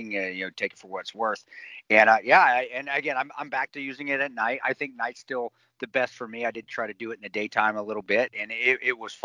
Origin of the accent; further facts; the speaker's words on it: Alamosa, Colorado, United States; down there in southern Colorado, where I grew up in Alamosa